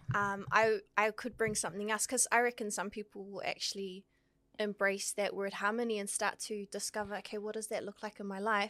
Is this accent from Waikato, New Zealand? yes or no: no; Auckland, New Zealand; born in Aotearoa, raised in the beautiful hood of Otara, South